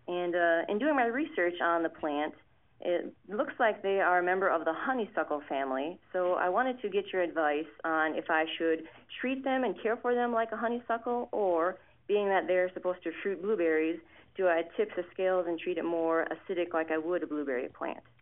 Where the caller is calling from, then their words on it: Marysville, Ohio, United States; I'm calling you from Marysville, Ohio